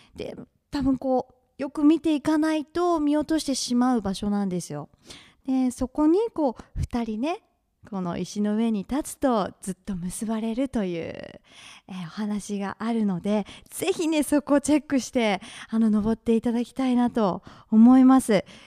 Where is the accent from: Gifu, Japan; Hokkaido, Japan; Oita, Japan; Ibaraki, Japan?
Oita, Japan; Usa; moved away; U S A 出身、うさ出身